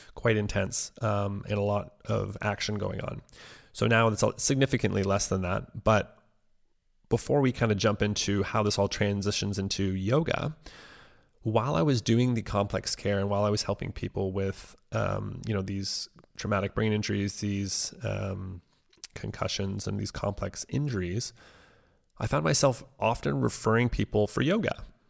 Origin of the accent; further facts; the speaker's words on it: Cornwall, Ontario, Canada; also born or lived in Ottawa; My hometown of Cornwall, which is only about an hour away from Ottawa, is a, a pretty small town.